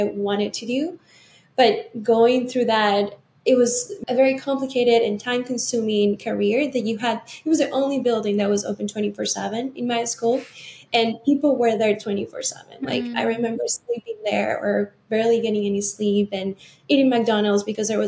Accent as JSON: {"language": "English", "country": "Venezuela", "tie": "born or raised there", "said": "growing up in Venezuela, actually, that's where I'm from"}